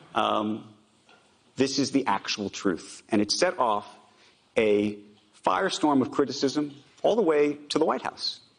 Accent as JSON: {"language": "English", "country": "United States", "said": "I'm an American Jew."}